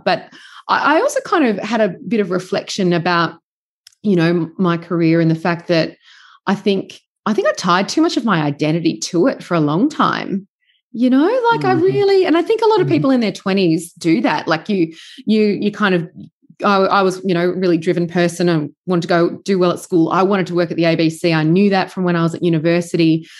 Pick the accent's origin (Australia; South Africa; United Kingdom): Australia; Sydney, New South Wales; moved away as an adult; also born or lived in Melbourne / Bendigo / Karamet; I'm from Sydney originally